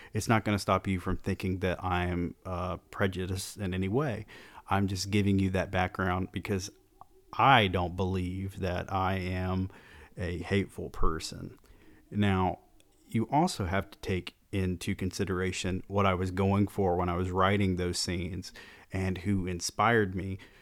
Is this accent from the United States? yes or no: yes; Georgia, United States; growing up in the South